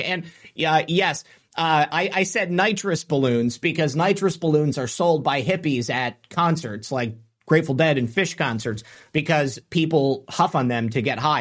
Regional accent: United States; we as American citizens

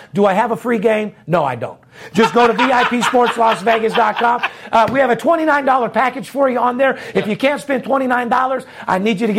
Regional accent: Las Vegas, Nevada, United States; Born and raised in Las Vegas, Nevada, third generation.

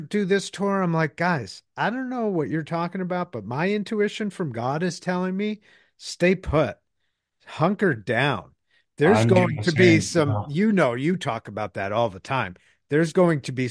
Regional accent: Boston, Massachusetts, United States; moved away; I grew up in Boston.

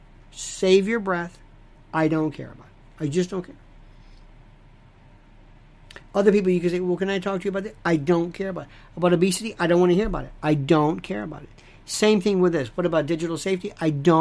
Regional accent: United States; I am an American

